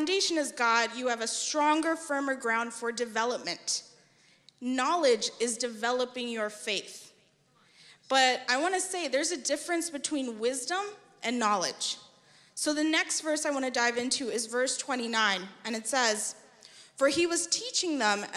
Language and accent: English; New York, United States; now in Texas, United States; I hail from New York